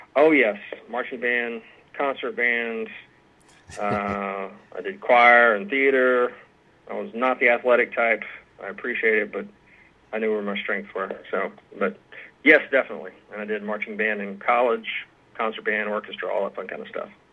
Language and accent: English; Aiken, South Carolina, United States; moved away as an adult; now in Georgetown, Kentucky, United States; I am from uh, and grew up in Aiken, South Carolina, which is about 20, 30 minutes from Augusta, Georgia.